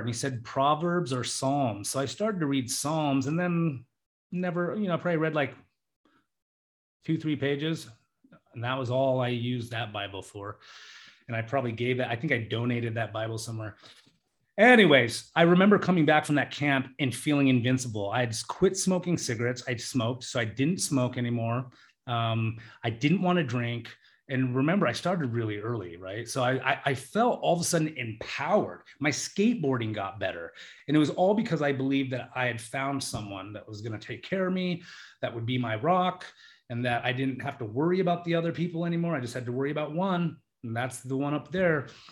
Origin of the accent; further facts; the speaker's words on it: United States; We come from the United States